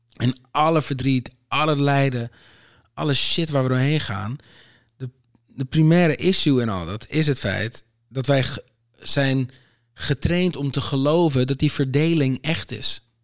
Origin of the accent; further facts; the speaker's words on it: Aruba; now in Netherlands; ik ben op Aruba geboren